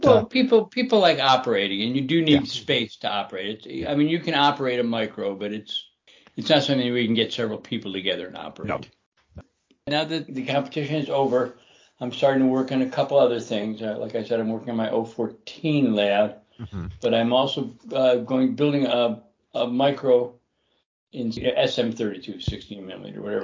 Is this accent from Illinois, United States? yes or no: yes; Chicago, Illinois, United States; I grew up in Chicago